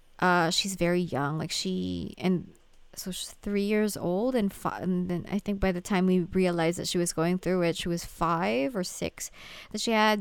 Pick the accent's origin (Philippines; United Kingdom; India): Philippines; Manila, Metro Manila; English is a second language; because I am a Filipino, right? I grew up in Manila, and Manila, the Philippines, has a lot of like Western influence